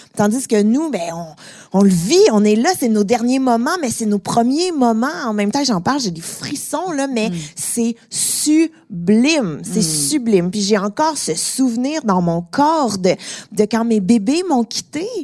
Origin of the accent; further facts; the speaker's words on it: Montreal, Quebec, Canada; sans doute mon accent m'a un petit peu trahi, je viens de Montréal.